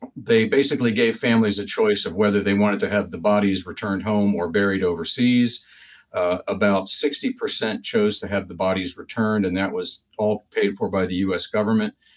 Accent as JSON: {"language": "English", "town": "Falls Church", "region": "Virginia", "country": "United States", "tie": "born or raised there", "also_born_or_lived": "Washington, D.C. / Vermont", "moved": "as an adult", "said": "I grew up in predominantly in Falls Church, Virginia"}